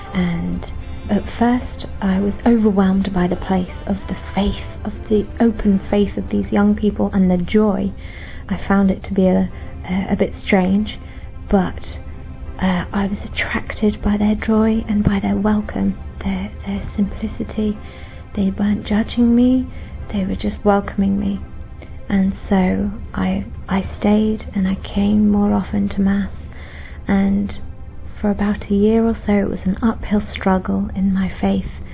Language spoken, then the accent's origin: English; England, United Kingdom; I'm from England and I'm 27 years old.